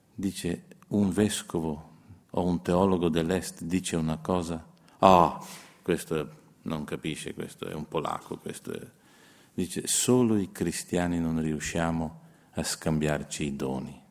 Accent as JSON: {"language": "Italian", "country": "Slovenia", "said": "Io sono uno sloveno"}